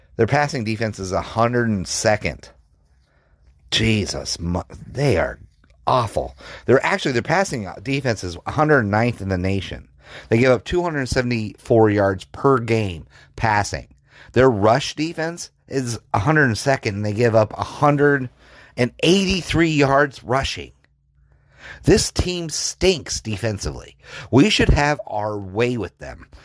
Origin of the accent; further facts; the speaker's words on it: Colorado, United States; I grew up in Colorado